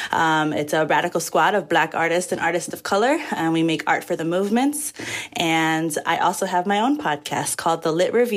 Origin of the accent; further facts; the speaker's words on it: Chicago, Illinois, United States; I'm from Chicago